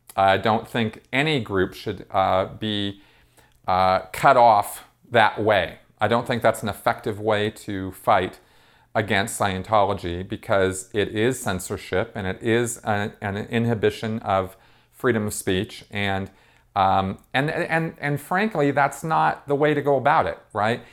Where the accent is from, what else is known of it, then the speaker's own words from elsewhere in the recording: Pasadena, California, United States; where I grew up in Pasadena